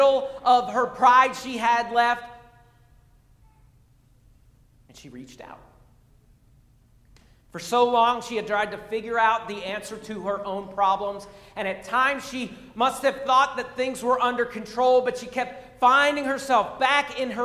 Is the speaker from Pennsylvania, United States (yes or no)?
yes; Pennsylvania, United States; moved away; I'm from Pennsylvania